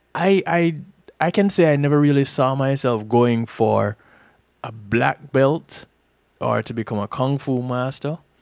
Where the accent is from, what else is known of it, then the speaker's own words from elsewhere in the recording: Jamaica; now in Florida, United States; I'm Jamaican